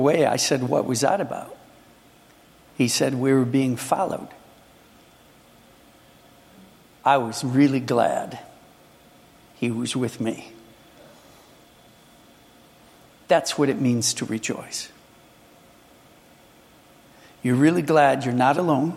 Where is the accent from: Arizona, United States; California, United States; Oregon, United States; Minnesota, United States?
Minnesota, United States; I come from Minnesota